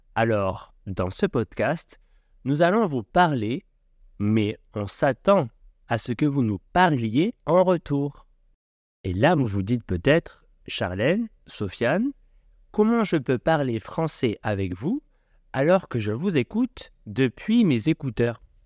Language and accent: French; Aix-en-Provence, Provence-Alpes-Côte d'Azur, France; J'ai grandi à Aix-en-Provence, une magnifique ville du sud de la France